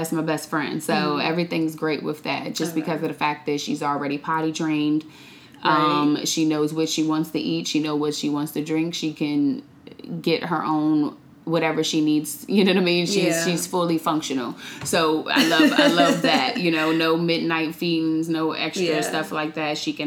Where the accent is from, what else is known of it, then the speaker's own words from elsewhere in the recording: Washington, District of Columbia, United States; also born or lived in Maryland; I am originally from D.C. I grew up in the DMV area, so born and raised in D.C. and Maryland